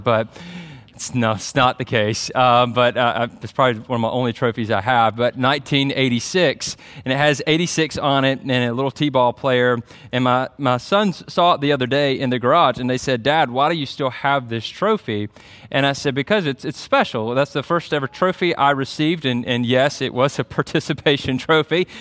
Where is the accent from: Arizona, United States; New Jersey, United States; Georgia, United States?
Georgia, United States; Byron; moved away; my hometown